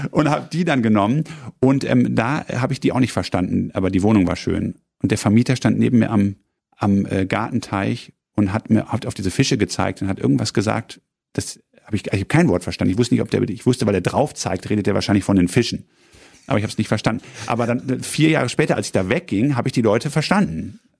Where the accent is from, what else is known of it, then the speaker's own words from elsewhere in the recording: East Germany, Germany; Ja, ich komme aus dem Osten, ich weiß, was das ist.